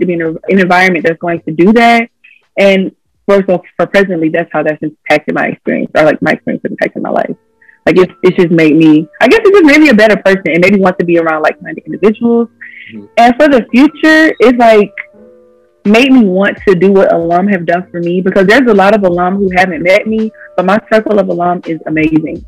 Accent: Montgomery, Alabama, United States; I was raised in Montgomery

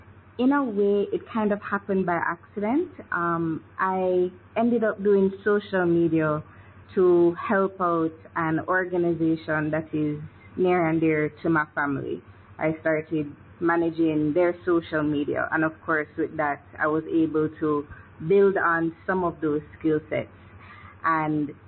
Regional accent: Kingston, Jamaica; born or raised there

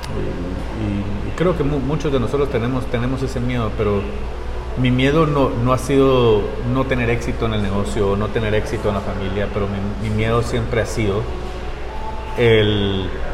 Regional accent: Guatemala City, Guatemala Department, Guatemala; also born or lived in Costa Rica / Utah; now in North Salt Lake, Utah, United States; soy, soy de la ciudad de Guatemala. Este, nací en Costa Rica

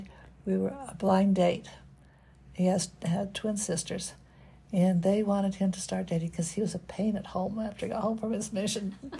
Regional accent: Salt Lake City, Utah, United States; I don't know if you're familiar with Salt Lake or not, but I lived about 5600 South and Highland Drive.

